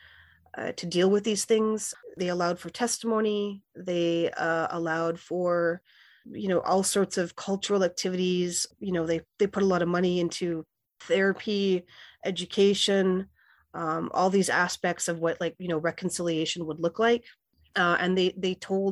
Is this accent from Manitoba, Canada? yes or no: yes; Winnipeg, Manitoba, Canada; moved away as an adult; also born or lived in Saskatchewan; now in Iowa City, United States; I'm Plains Cree Salto of the George Gordon First Nation, and I grew up in Winnipeg, and spent time at my reserve in Saskatchewan, and I've been living in Iowa City for 15 years.